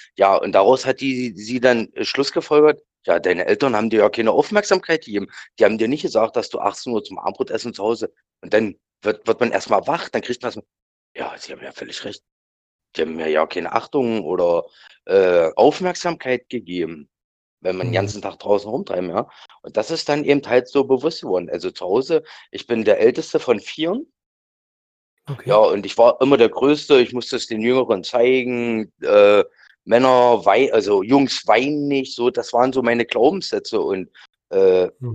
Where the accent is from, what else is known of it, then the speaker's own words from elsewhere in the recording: Lutherstadt Wittenberg, Saxony-Anhalt, Germany; bei uns in Lutherstadt-Wittenberg eine Schule gemacht